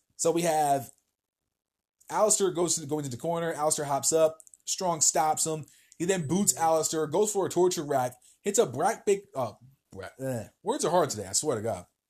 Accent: New Jersey, United States; moved away; my home state of New Jersey

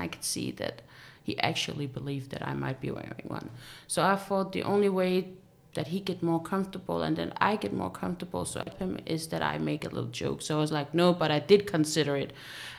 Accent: Denmark; I was born and raised here in Denmark, but my parents are originally from Syria

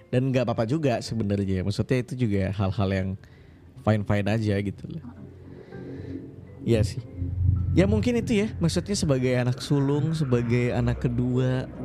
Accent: Pontianak, West Kalimantan, Indonesia; Nah iya Kalimantan Kalimantan Barat. Aku dari Pontianak.

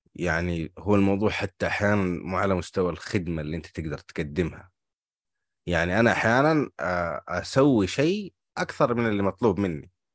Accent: Hejaz, Saudi Arabia; هنا عندنا في الحجاز

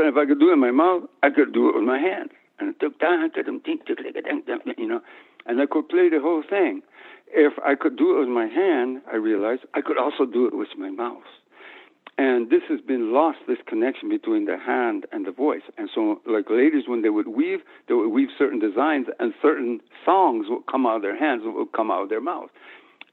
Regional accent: New Mexico, United States; moved away; also born or lived in Guatemala; I grew up in a town in New Mexico

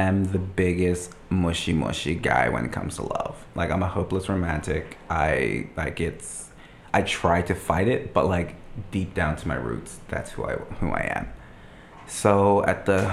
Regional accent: Smith's, Bermuda; moved away as an adult; also born or lived in Paget, Bermuda; now in New Brunswick, Canada; I was born in the parish of Paget, but everyone's born in Paget because that's where the hospital is. But I grew up in Smith's Bermuda

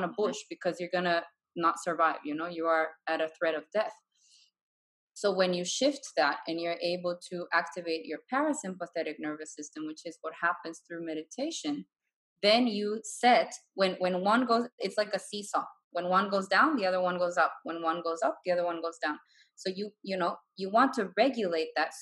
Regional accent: Bolivia; moved away as an adult; I'm from Bolivia, and I've traveled the world. Like, I've lived abroad for 8 years now. And I'm looking at going back home now.

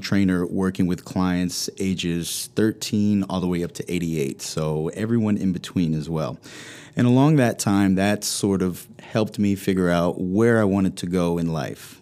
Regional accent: Blacksburg, Virginia, United States; I grew up in the New River Valley, going to Blacksburg High School.

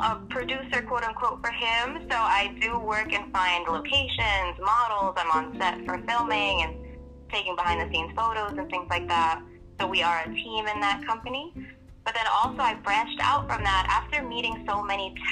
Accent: New York City, New York, United States; moved away as an adult; now in California, United States; I'm from Queenz, New York, originally. Born and raised.

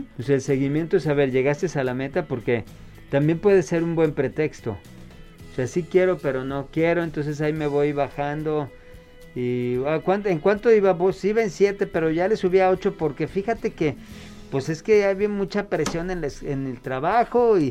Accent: Chihuahua, Mexico; yo soy de Chihuahua

